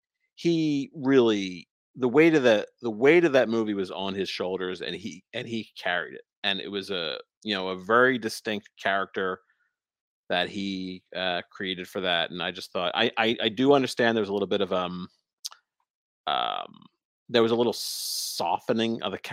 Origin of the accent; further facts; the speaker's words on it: outside of Philadelphia, Pennsylvania, United States; I grew up outside of Philadelphia where Will Smith lived.